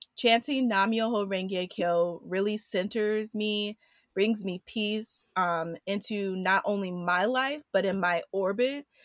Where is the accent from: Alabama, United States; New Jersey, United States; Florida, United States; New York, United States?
New York, United States; New York City; also born or lived in Washington, D.C.; I was born in Washington, D C, but raised in Queens, New York.